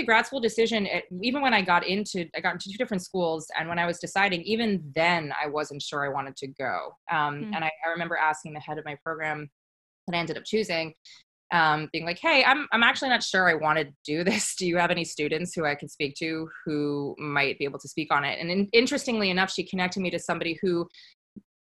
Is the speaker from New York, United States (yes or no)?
yes; New York, United States; now in Santa Monica, United States; I grew up in New York